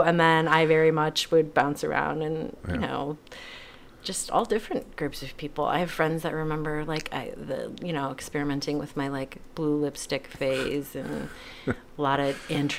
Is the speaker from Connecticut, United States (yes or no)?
yes; Bridgeport, Connecticut, United States; born there; moved away; I was born in Connecticut.